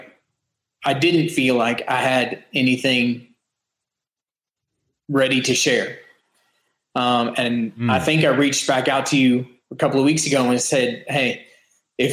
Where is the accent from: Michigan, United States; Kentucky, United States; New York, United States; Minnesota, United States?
Kentucky, United States; a small town right outside of Lexington; moved away as an adult; now in Lake Mary, United States; We live in Lake Mary, Florida, just a little bit north of Orlando. But originally I am from a small town right outside of Lexington, Kentucky.